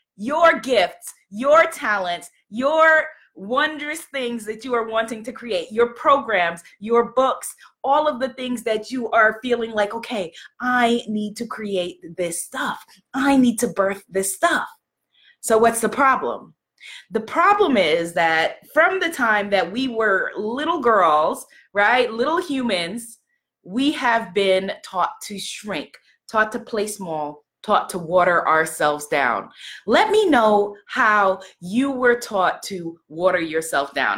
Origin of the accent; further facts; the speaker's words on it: New York City, New York, United States; I'm from New York City